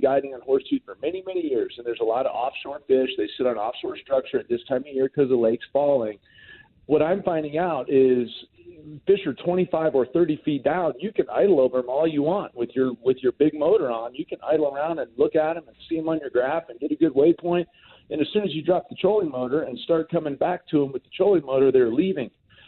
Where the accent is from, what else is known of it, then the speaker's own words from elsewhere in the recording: South Florida, United States; I grew up in South Florida